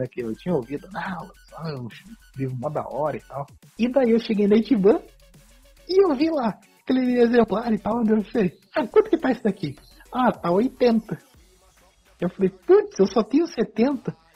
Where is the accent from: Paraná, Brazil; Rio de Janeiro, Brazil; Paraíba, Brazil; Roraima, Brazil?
Paraná, Brazil; Curitiba; vindo do interior. Apesar que eu nasci em Curitiba